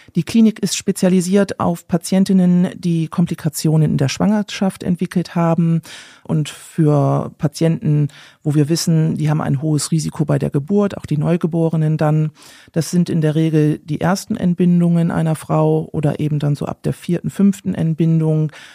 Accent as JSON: {"language": "German", "country": "Germany", "said": "als Deutscher"}